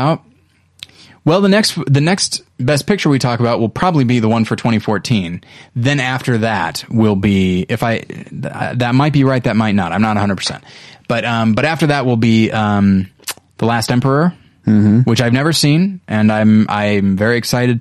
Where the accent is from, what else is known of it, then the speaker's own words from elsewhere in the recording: Taft, California, United States; Taft, California, where I'm from.